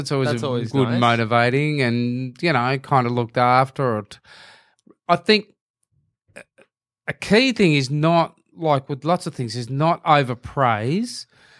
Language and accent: English; Hurstbridge, Victoria, Australia; I went to Hurstbridge High.